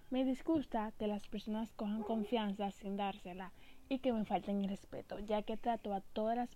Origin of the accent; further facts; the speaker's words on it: Santiago, Dominican Republic; soy de Santiago, República Dominicana.